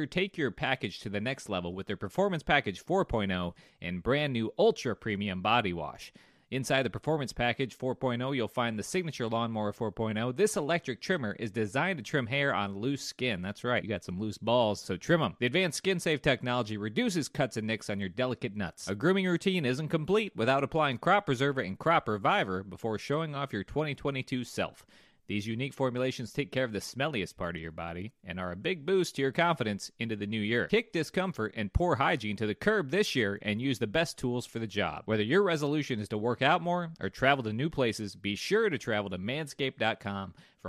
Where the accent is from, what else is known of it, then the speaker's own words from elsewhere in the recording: South Dakota, United States; I'm from South Dakota.